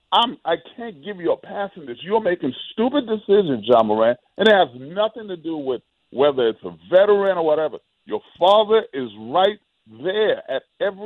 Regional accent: New York City, New York, United States; growing up in New York City

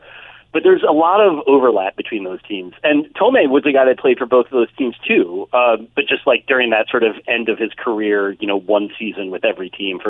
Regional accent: Bergen County, New Jersey, United States; there was a guy in Bergen County, New Jersey, where I grew up

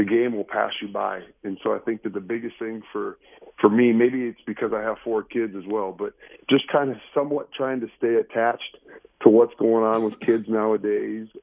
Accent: Iowa, United States; moved away as an adult; now in Tucson, United States; I grew up in Iowa

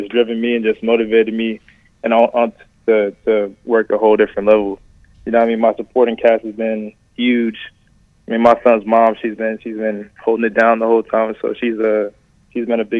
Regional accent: Charlotte, North Carolina, United States; growing up in Charlotte, like, I used to pass that stadium, you know, all the time. So, I mean, just having that moment, my first touchdown in the city I was born and raised

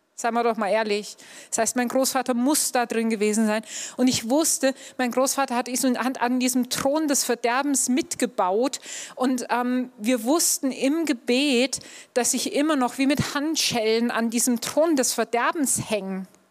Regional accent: Upper Bavaria, Germany; ich bin in Oberbayern aufgewachsen

